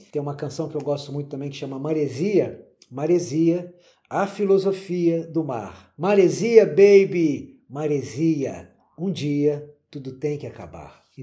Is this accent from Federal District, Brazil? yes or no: yes; Brasília, Federal District, Brazil; eu vim de Brasília, eu não sabia o que, eu tinha na mão.